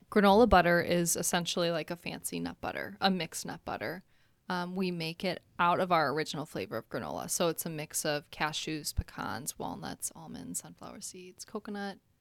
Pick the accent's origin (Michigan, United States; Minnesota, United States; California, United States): Minnesota, United States; moved away as an adult; now in Chicago, United States; I am actually born and raised in Minnesota